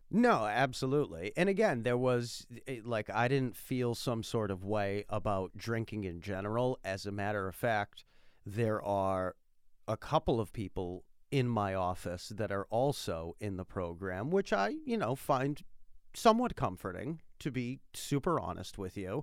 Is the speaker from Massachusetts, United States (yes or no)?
yes; Massachusetts, United States; I'm from Massachusetts